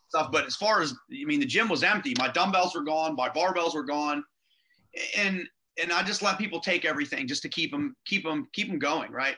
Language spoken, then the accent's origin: English; Rochester, Pennsylvania, United States; where I grew up in Rochester, which is the other side of the river from Beaver.